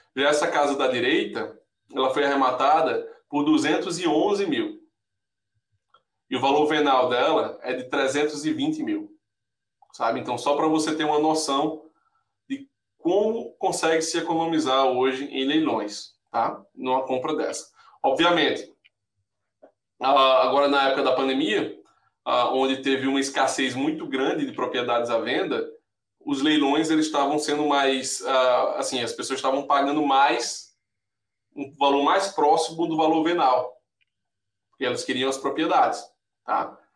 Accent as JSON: {"language": "Portuguese", "region": "Paraíba", "country": "Brazil", "moved": "yes", "lives_now": "United States", "said": "eu sou paraibano, eu estou comprando um, um apartamentozinho em João Pessoa"}